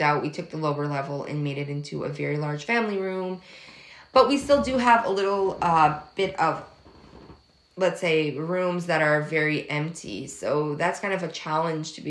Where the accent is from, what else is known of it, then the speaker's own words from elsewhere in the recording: Massachusetts, United States; moved away; also born or lived in Atlantic Canada; I grew up in Massachusetts, so I went to an all-English school, and my main language was English growing up.